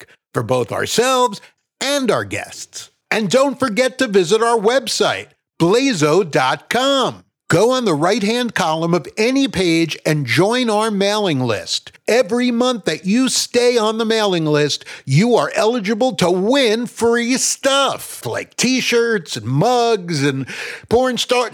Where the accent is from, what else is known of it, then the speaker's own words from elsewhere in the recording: New Jersey, United States; I'm from North Jersey